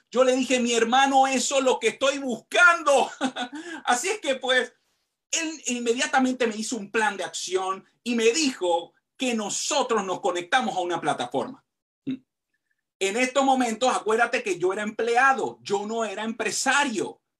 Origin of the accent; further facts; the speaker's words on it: Panama; soy de Panamá